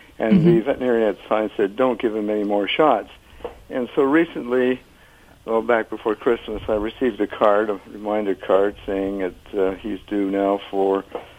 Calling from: Sarasota, Florida, United States; Sarasota, Florida.

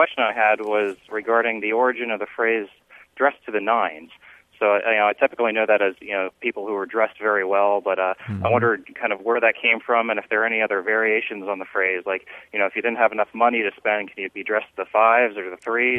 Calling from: Indianapolis, Indiana, United States; I'm calling from Indianapolis.

